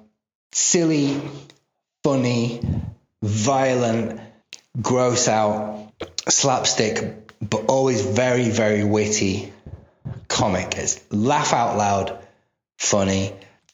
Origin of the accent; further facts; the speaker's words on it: United Kingdom; here in Britain because I'm a British person